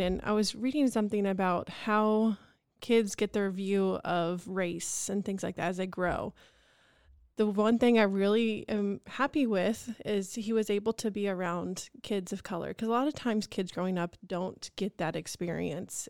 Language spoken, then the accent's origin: English; Topeka, Kansas, United States; growing up in Topeka and seeing this happening in your hometown